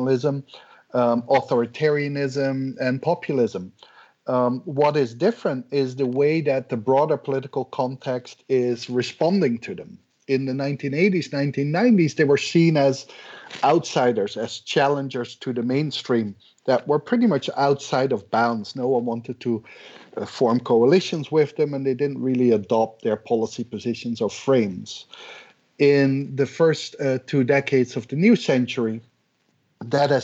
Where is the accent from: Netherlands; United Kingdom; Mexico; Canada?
Netherlands; moved away as an adult; now in Georgia, United States; I'm originally from the Netherlands, but currently I'm a professor at the University of Georgia in the United States